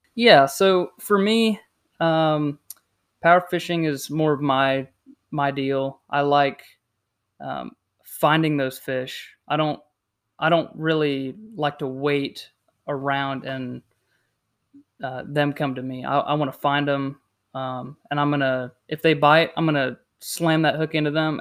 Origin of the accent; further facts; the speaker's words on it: South Carolina, United States; also born or lived in Indiana; I was born in Indiana, um, lived down here in South Carolina for about twenty years now, just coming up on twenty-one, so, um, basically lived down here my whole life